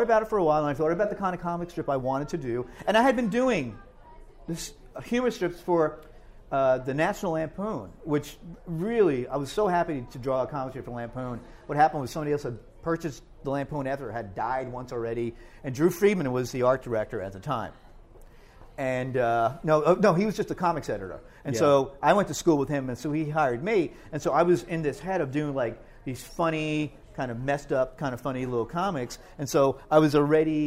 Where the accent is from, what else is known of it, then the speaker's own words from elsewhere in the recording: Hoboken, New Jersey, United States; also born or lived in Rahway, New Jersey; I grew up in Hoboken, with my brothers here